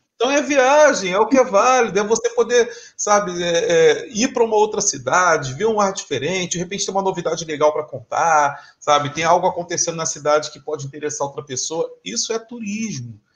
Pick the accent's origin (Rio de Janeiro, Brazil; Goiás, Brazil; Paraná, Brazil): Rio de Janeiro, Brazil; also born or lived in São Paulo; eu sou do Rio de Janeiro